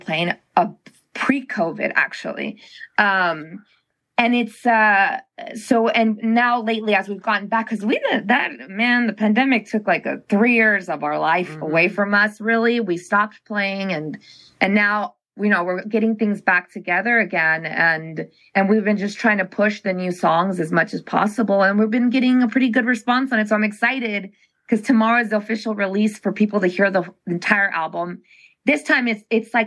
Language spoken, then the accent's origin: English; Cochabamba, Bolivia; now in Fort Lauderdale, United States; We're from Bolivia, Cochabamba, Bolivia